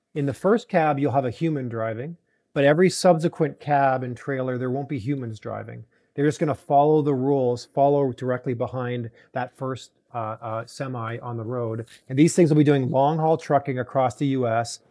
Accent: Toronto, Ontario, Canada; moved away; I grew up in Toronto

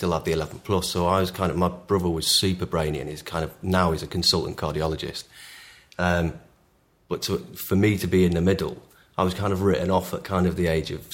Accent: Timperley, North West England, United Kingdom; also born or lived in Wythenshawe; I grew up in Timperley, home of the great … and Frank Sidebottom. I grew up there. Went to school there

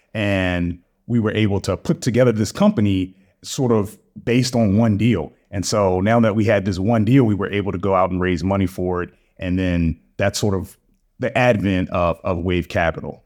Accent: Baltimore, Maryland, United States; moved away as an adult; also born or lived in Durham, North Carolina; now in Atlanta, United States; I was born and raised in Baltimore. I'm a Baltimore guy. to the core

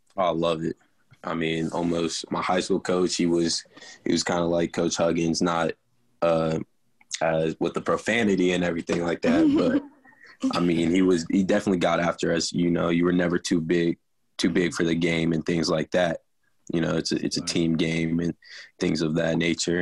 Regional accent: Cincinnati, Ohio, United States; moved away as an adult; now in Morgantown, United States; my hometown, Cincinnati

